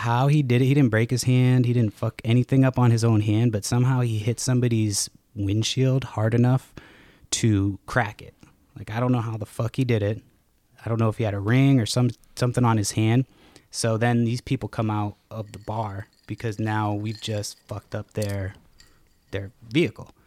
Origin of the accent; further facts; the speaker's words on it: Massachusetts, United States; me growing up in Massachusetts